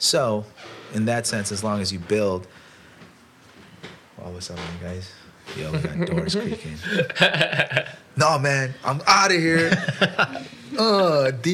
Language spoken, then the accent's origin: English; Chicago, Illinois, United States; we're from Chicago